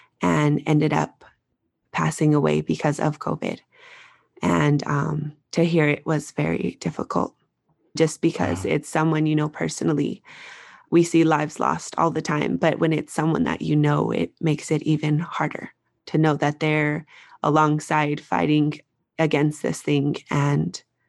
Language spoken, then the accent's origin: English; Albuquerque, New Mexico, United States; Yes, I'm from Albuquerque, New Mexico, and I had a friend who I used to work with.